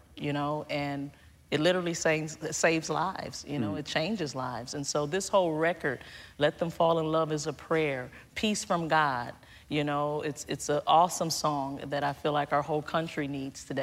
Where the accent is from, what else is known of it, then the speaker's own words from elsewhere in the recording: Detroit, Michigan, United States; I grew up in Detroit, Michigan